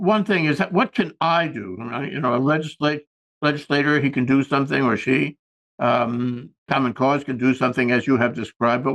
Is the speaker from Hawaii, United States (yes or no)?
yes; Hawaii, United States; As we say in Hawaii